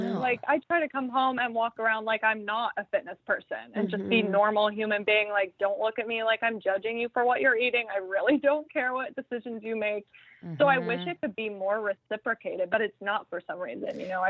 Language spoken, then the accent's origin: English; Phoenix, Arizona, United States; I'm from Phoenix.